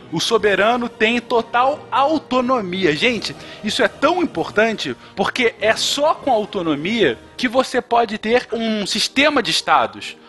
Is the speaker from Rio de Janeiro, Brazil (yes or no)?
yes; Rio de Janeiro, Brazil; no Rio de Janeiro, onde eu cresci, numa favela do Rio de Janeiro